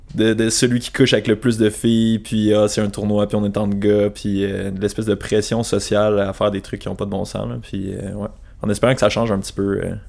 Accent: Sherbrooke, Quebec, Canada; also born or lived in Gaspésie; j'ai grandi à Sherbrooke

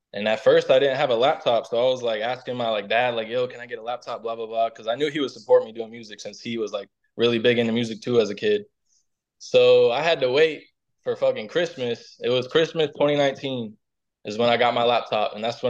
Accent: Orlando, Florida, United States; I'm from Orlando, Florida, man. Born and raised.

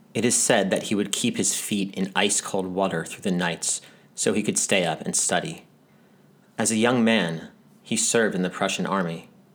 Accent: United States; moved away; also born or lived in Israel; I grew up in America

